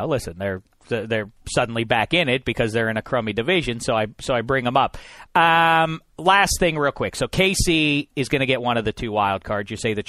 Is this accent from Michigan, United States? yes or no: no; Pittsburgh, Pennsylvania, United States; I'm from Pittsburgh, PA, after all.